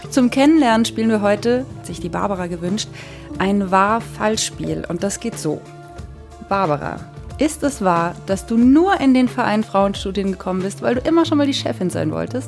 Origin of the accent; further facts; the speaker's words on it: Franconia, Bavaria, Germany; moved away; also born or lived in Munich; Ich bin auch in München geboren, in Franken aufgewachsen